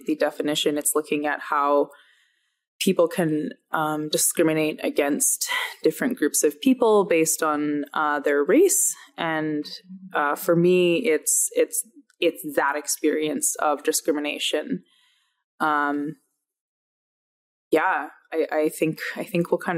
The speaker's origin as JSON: {"language": "English", "region": "Alberta", "country": "Canada", "tie": "born or raised there", "said": "growing up in Alberta"}